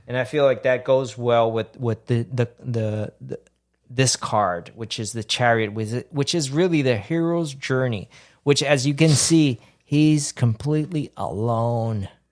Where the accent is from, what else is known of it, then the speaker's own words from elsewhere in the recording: Puerto Rico; now in Houston, United States; growing up in Puerto Rico